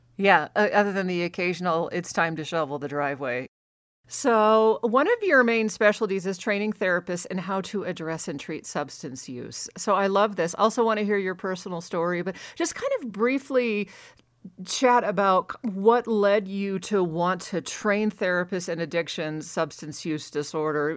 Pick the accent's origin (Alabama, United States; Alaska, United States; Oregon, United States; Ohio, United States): Alaska, United States; now in Reno, United States; I grew up in Alaska, so, and right now I'm in Reno